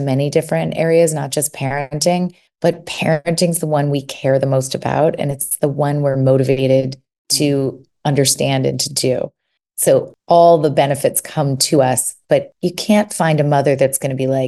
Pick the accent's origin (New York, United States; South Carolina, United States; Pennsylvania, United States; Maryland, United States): New York, United States; New York City; moved away as an adult; now in California, United States; I'm from New York. So I lived in New York City